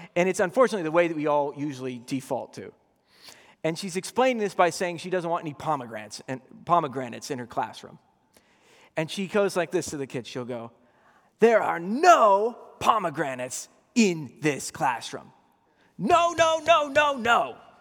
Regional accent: Boston, Massachusetts, United States; I grew up in Boston

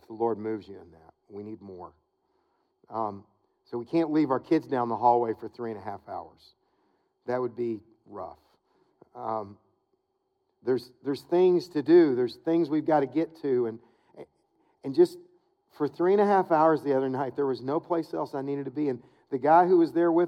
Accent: Wilmore, Kentucky, United States; moved away; to Wilmore. It's my hometown

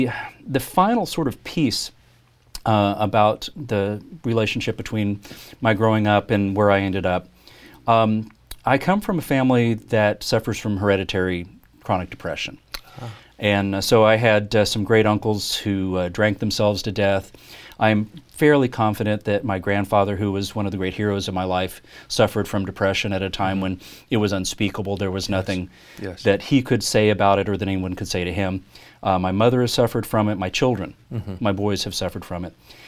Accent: Oklahoma, United States; also born or lived in Deep South; My dad, for some time, was the music director of our church after we moved back to Oklahoma from the Deep South. And so there was this very strong sense that who we were as Southern Baptists was a very big part of our identity.

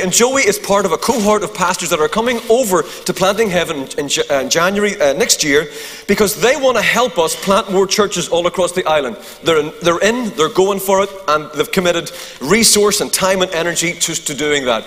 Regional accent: Eglinton, Northern Ireland, United Kingdom; also born or lived in Ballynahinch, County Down; I'm from Eglinton.

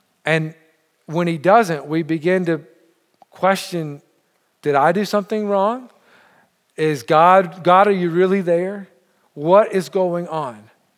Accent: Montreal, Quebec, Canada; I say we because I know I'm from Montreal, but I feel like I'm part of your church.

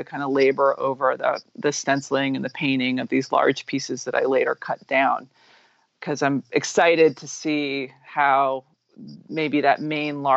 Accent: New York City, New York, United States; I'm from New York. I'm from New York City. I grew up in the 70s and 80s in gritty New York City

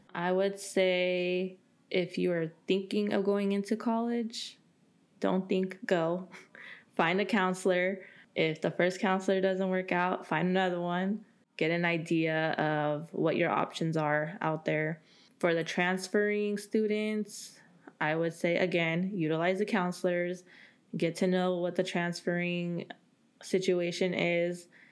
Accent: Central Valley, California, United States; moved away as an adult; also born or lived in Bay Area, California; I'm from the Central Valley

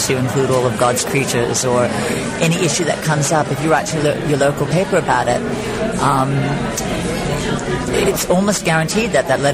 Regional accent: Australia; moved away as an adult; now in United States; I grew up in Australia

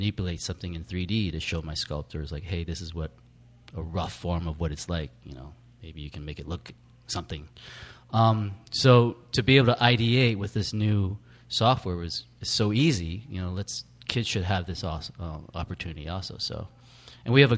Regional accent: Bay Area, California, United States; I'm from the Bay Area

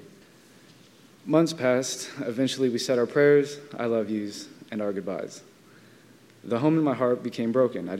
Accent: Vallejo, California, United States; I grew up in Vallejo, California

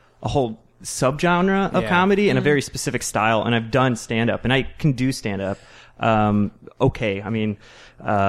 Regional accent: Joliet, Illinois, United States; I'm from Joliet, Illinois.

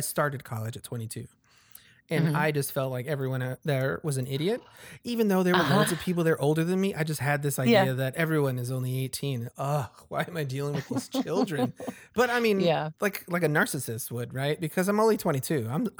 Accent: Chicago, Illinois, United States; especially because I grew up in Humboldt Park. And there's a lot of grass in Humboldt Park where we could just go and eat hot dogs.

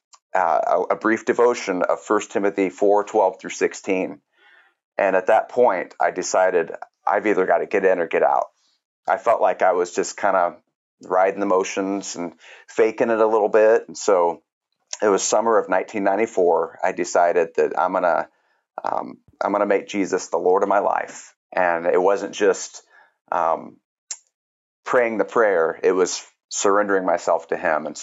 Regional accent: Kansas City, United States; now in Monmouth, United States; I grew up, I'm originally from Kansas City

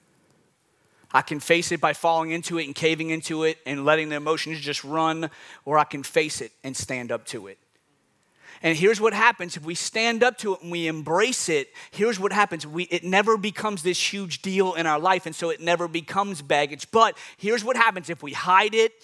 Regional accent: New Orleans, Louisiana, United States; I'm from New Orleans

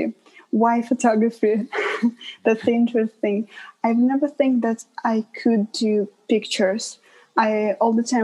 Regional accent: Russia; moved away as an adult; also born or lived in Winnipeg, Canada; now in Toronto, Canada; my hometown is right on the border with Ukraine

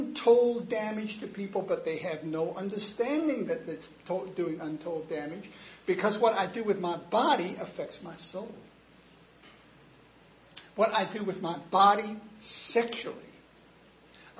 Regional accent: United States; I'm an American

